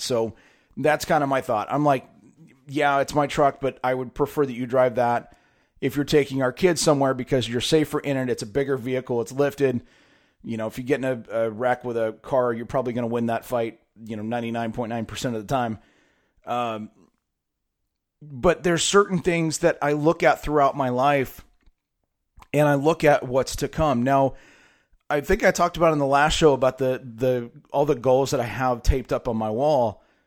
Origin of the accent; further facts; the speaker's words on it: San Diego, California, United States; also born or lived in Fresno, California; my hometown is of, in San Diego, California. Uh, lived in Fresno for a long time, went to high school there.